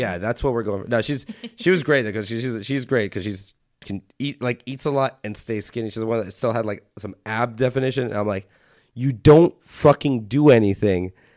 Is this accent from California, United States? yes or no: yes; Los Angeles, California, United States; I grew up a lot in Hollywood